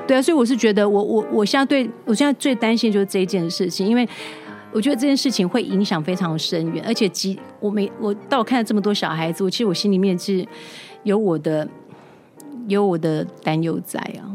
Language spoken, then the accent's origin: Chinese; Taiwan; 我台湾人